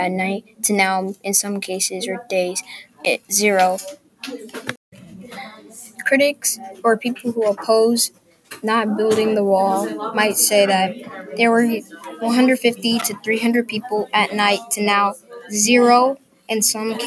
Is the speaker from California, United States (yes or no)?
yes; Pittsburg, California, United States; also born or lived in Oakland, California; I was born in Oakland and raised in Pittsburgh, California